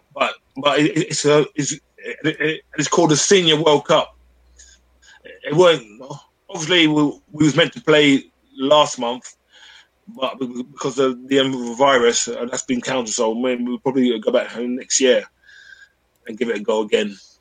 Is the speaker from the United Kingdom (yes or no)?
yes; London, United Kingdom; I'm a Londoner